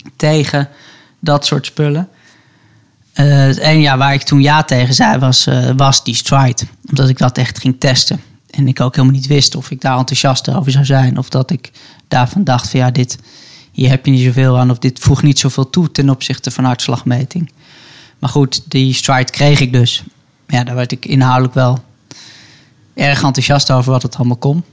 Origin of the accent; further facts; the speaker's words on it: Hilversum, North Holland, Netherlands; ik ben opgegroeid in, in Hilversum, Hilversum bij het Gooi.